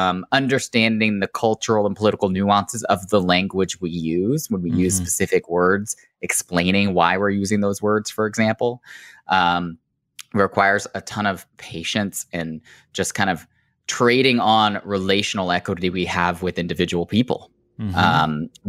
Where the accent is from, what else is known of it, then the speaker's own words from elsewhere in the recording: Oklahoma, United States; they live where I grew up in Oklahoma